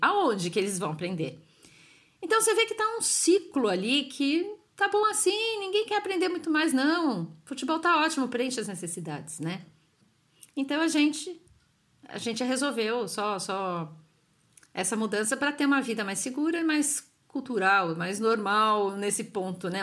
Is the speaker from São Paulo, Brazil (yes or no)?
yes; São Paulo, Brazil; moved away as an adult; now in Italy; sou de São Paulo, meu marido também